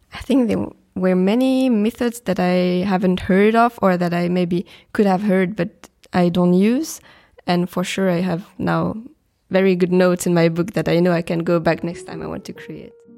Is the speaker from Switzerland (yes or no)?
yes; Switzerland; I'm coming from Switzerland